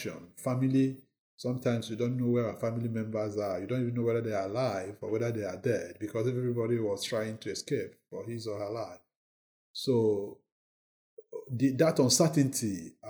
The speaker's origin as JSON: {"language": "English", "country": "Nigeria", "moved": "as an adult", "lives_now": "London, United Kingdom", "said": "I'm from Nigeria"}